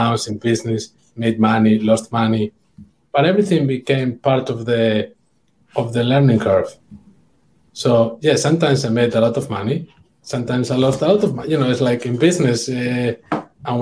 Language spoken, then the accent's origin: English; near San Sebastian, Basque Country, Spain; moved away; San Sebastian is very close to my hometown